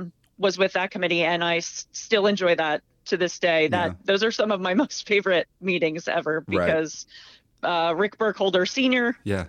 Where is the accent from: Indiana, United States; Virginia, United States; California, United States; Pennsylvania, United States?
Pennsylvania, United States; Berks County; I'm from Berks County, PA, so currently, obviously, still working in Berks County, now being at Wilson, but I was a graduate of Muhlenberg High School